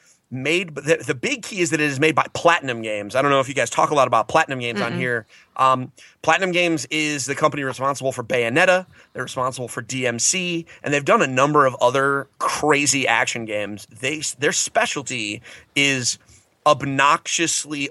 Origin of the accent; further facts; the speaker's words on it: New England, United States; I'm from New England.